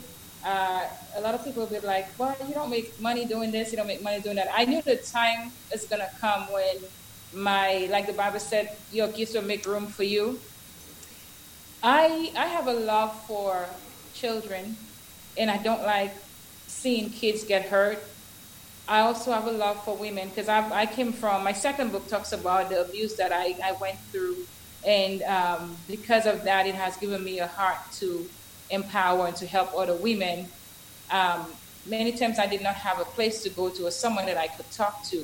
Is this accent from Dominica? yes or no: yes; Dominica; moved away as an adult; I am originally from Culibistri in Dominica.